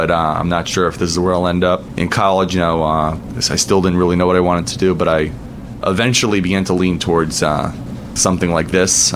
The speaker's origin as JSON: {"language": "English", "town": "Hollywood", "region": "Florida", "country": "United States", "tie": "born or raised there", "also_born_or_lived": "Atlanta, Georgia", "moved": "yes", "lives_now": "Philadelphia, United States", "said": "I grew up in South Florida in Hollywood."}